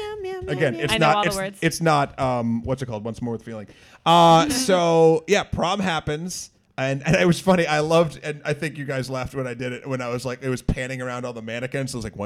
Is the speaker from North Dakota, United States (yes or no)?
no; New Hampshire, United States; I'm from New England, I'm from New Hampshire.